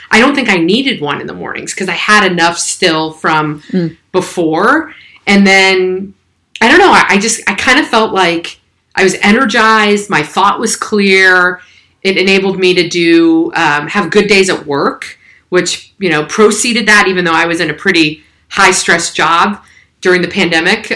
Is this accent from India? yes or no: no; San Francisco Bay Area, California, United States; I'm a Bay Area native. So born and raised in the San Francisco Bay Area